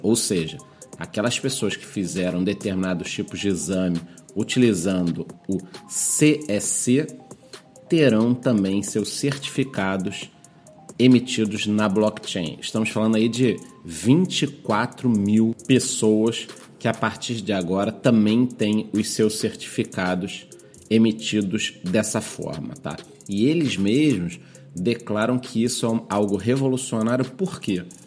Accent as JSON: {"language": "Portuguese", "country": "Brazil", "said": "eu como brasileiro"}